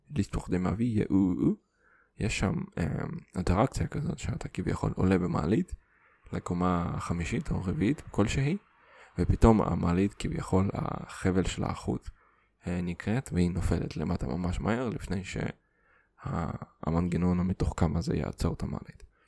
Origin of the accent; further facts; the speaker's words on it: Kazakhstan; first language Russian; Hebrew is a second language; also born or lived in Siberia; now in Israel; נולדתי בקזחסטן